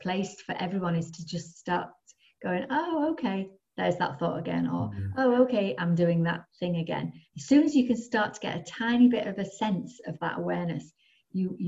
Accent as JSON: {"language": "English", "area": "the Northeast", "region": "North East England", "country": "United Kingdom", "tie": "born or raised there", "moved": "as an adult", "lives_now": "North West England, United Kingdom", "said": "I was brought up in the Northeast and I moved to the Northwest."}